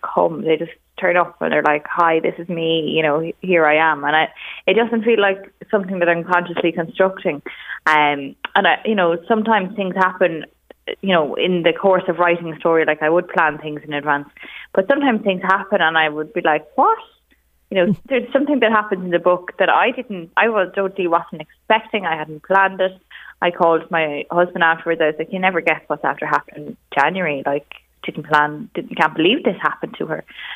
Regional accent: Navan, County Meath, Ireland; I'm from Navan myself.

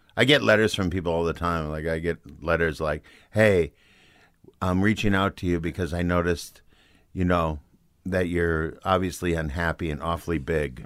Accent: Saint Paul, Minnesota, United States; moved away as an adult; I grew up in Saint Paul

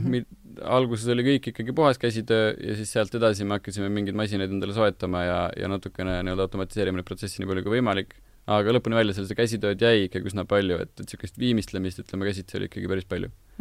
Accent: Tallinn, Harju County, Estonia; pigem, pigem Tallinnast

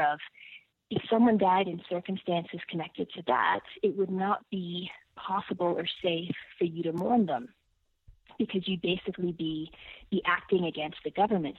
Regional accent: Ottawa, Ontario, Canada; moved away as an adult; also born or lived in Toronto / Ethiopia; I grew up in Ottawa. I lived in Toronto for 15 years

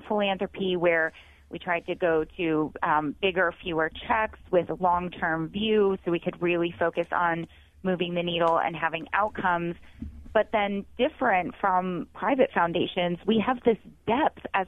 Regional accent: Northeast Ohio, United States; moved away as an adult; also born or lived in Washington, D.C.; I grew up in Northeast Ohio

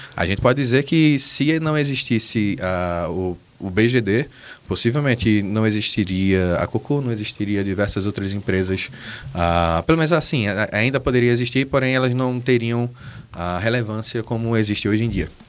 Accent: Brazil; Nós somos brasileiros

